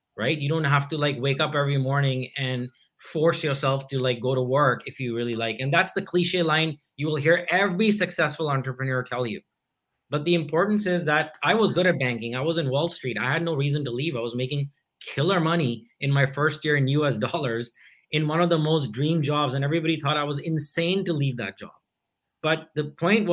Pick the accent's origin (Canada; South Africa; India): India; I grew up in India